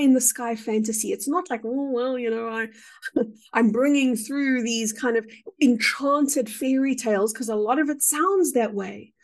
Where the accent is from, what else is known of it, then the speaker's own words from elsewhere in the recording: South Africa; I would define myself perhaps as a South African